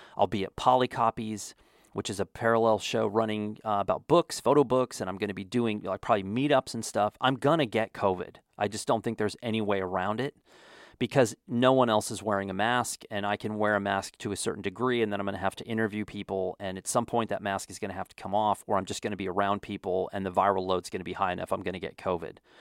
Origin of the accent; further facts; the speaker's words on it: Wyoming, United States; also born or lived in Texas; now in New Mexico, United States; I grew up in Wyoming